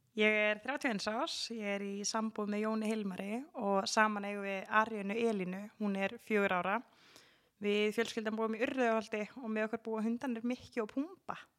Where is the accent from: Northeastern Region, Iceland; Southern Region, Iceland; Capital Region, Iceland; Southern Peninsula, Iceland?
Capital Region, Iceland; Garðabær; moved away; ég er alveg upp í Garðabæði